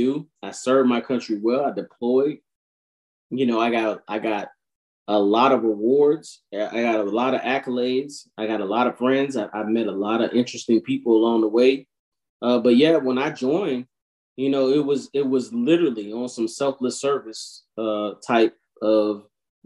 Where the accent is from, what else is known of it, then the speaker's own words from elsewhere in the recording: United States; we're American